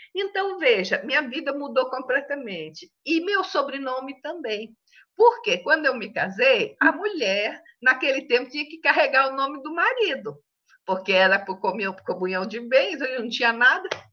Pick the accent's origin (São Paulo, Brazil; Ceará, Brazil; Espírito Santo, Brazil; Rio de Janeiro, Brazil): São Paulo, Brazil; Tanabi; moved away as an adult; nasci numa cidadezinha bem pequena em São Paulo chamada Tanabi, que é na Alta Araraquarense, perto de São José do Rio Preto